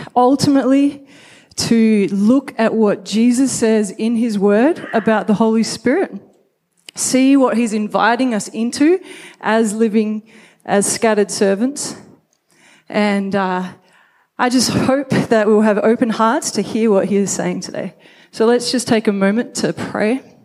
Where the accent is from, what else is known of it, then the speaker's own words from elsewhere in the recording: Brisbane, Queensland, Australia; I was born in Brisbane